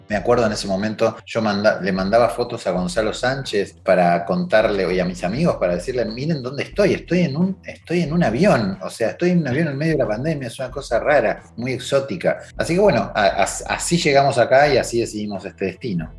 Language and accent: Spanish; Rosario, Santa Fe, Argentina; moved away as an adult; now in Montreal, Canada; salimos de Argentina, de Rosario, en plena pandemia